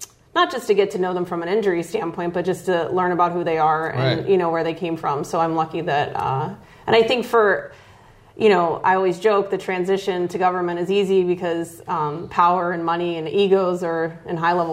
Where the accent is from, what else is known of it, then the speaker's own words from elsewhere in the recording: Delmont, Pennsylvania, United States; also born or lived in Arizona; now in Royersford, United States; I grew up in Delmont, Pennsylvania, outside of Monroeville